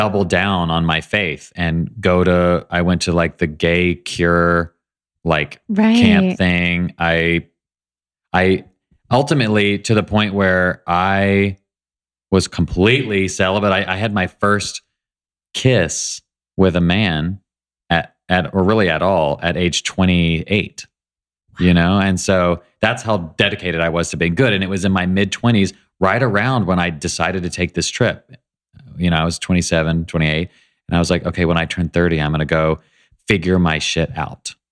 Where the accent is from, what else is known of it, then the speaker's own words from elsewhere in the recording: Nashville, Tennessee, United States; I was raised in Nashville by amazing parents